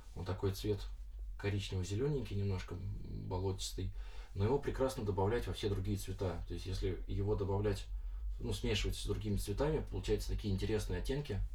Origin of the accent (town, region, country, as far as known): Lyubertsy, Moscow Oblast, Russia